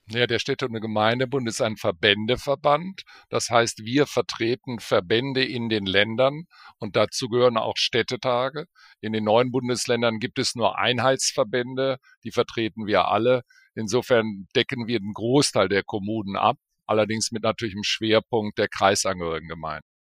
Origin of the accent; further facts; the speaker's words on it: Bonn, North Rhine-Westphalia, Germany; also born or lived in Berlin; meine Heimat ist eigentlich Bonn